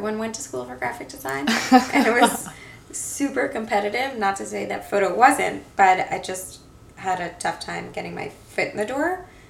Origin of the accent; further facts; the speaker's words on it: New York, United States; also born or lived in Boston; I'm from New York, born and raised.